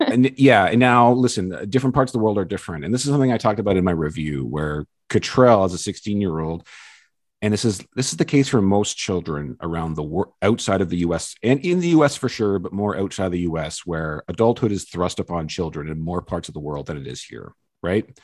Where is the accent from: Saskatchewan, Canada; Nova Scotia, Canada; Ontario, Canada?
Ontario, Canada; I live in a small hometown out a couple hours outside of Toronto